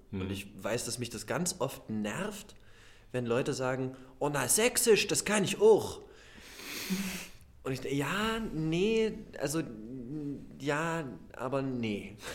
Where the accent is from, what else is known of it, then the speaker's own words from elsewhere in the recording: Halle, Saxony-Anhalt, Germany; accent: Hallisch; äh, ich komme aus Halle an der Saale